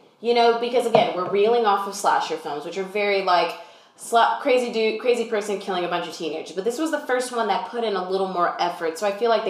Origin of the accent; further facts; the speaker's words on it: Texas, United States; As a Texan who's never been to the Pacific Coast.